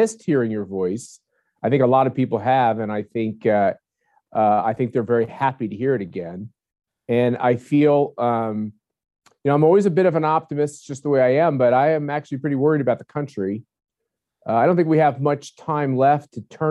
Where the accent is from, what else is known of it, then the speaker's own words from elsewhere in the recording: Kansas, United States; my home state of Kansas